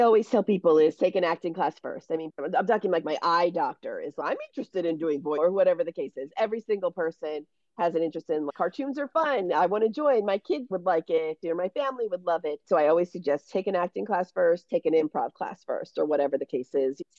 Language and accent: English; Baltimore, Maryland, United States; moved away as an adult; also born or lived in Syracuse, New York; now in Los Angeles, United States; I'm from Baltimore, Maryland